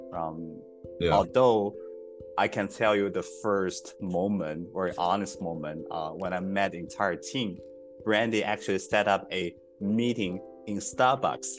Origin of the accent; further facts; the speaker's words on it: China; moved away; also born or lived in Woodlands, Texas; how I grew up in China